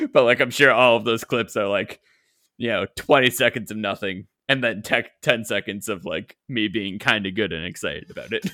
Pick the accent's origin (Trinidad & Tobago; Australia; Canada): Canada; I am Canadian